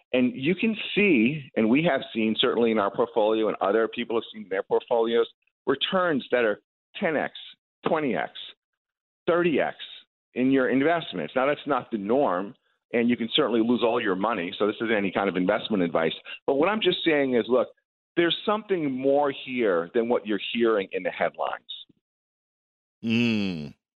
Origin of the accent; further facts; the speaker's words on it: Long Island, New York, United States; moved away as an adult; also born or lived in Silicon Valley; I grew up on Long Island